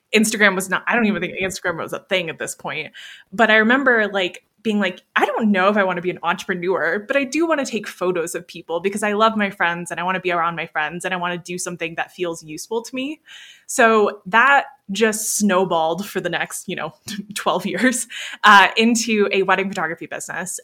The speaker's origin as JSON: {"language": "English", "town": "Niceville", "region": "Florida", "country": "United States", "tie": "born or raised there", "moved": "as an adult", "lives_now": "Colorado, United States", "said": "I grew up in Florida. Most of my life was in Florida"}